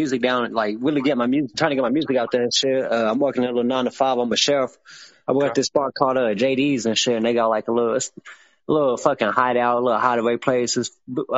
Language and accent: English; California, United States; now in Oklahoma, United States; I'm from Cali